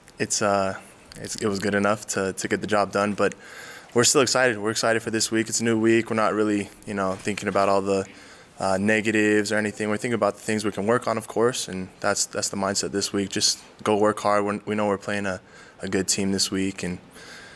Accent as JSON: {"language": "English", "region": "Southern Utah", "country": "United States", "tie": "born or raised there", "moved": "yes", "lives_now": "Provo, United States"}